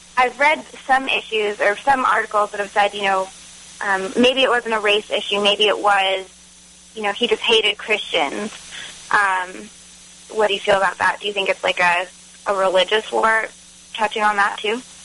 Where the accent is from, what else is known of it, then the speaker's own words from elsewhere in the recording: New England, United States; now in Texas, United States; I'm from New England